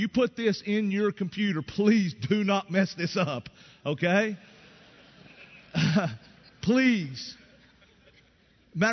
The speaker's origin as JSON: {"language": "English", "region": "East Tennessee", "country": "United States", "tie": "born or raised there", "said": "I grew up in East Tennessee. I grew up in a country"}